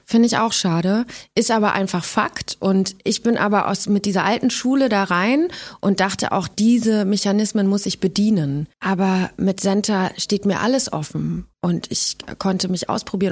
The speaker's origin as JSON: {"language": "German", "town": "Gifhorn", "region": "Lower Saxony", "country": "Germany", "tie": "born or raised there", "moved": "yes", "said": "in Gifhorn bin, in meiner alten Heimat"}